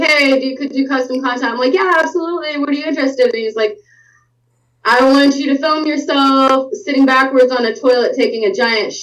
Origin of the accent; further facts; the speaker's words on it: the South, United States; I'm from the South